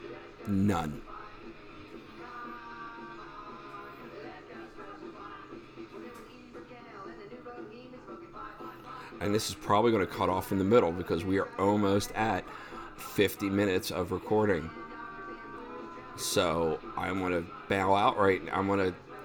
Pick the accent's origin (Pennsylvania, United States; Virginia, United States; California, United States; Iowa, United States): Pennsylvania, United States; we're all from Pennsylvania at some level